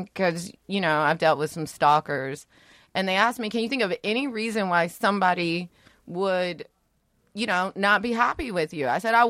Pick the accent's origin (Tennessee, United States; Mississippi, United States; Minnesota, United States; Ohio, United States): Ohio, United States; Dayton; I grew up in Dayton, Ohio. I didn't grow up in a nice suburb.